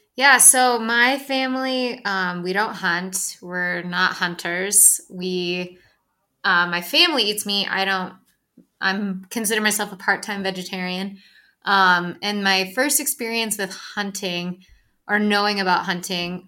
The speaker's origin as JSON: {"language": "English", "town": "Ann Arbor", "region": "Michigan", "country": "United States", "tie": "born or raised there", "also_born_or_lived": "Dexter, Michigan", "moved": "as an adult", "lives_now": "Colorado, United States", "said": "I'm from Ann Arbor, but I went to school in Dexter"}